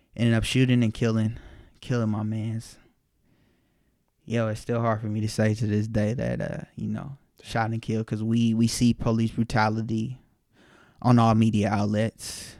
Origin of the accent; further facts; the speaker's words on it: Las Vegas, Nevada, United States; moved away as an adult; also born or lived in Los Angeles; I'm from Vegas and still got a lot of family out there